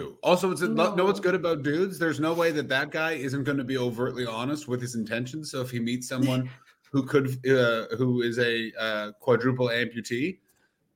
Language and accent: English; Toronto, Ontario, Canada; born or raised there; moved away